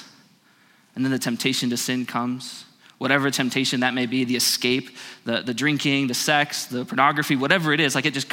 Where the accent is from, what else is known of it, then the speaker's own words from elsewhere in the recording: Phoenix, Arizona, United States; I grew up in Phoenix